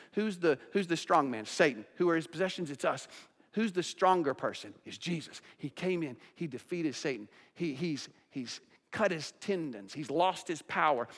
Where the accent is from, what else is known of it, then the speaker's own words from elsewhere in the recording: United States; as American Christians